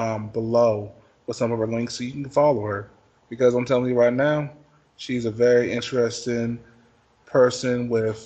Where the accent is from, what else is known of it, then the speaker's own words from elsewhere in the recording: Midwest, United States; growing up in the Midwest, or just growing up in the United States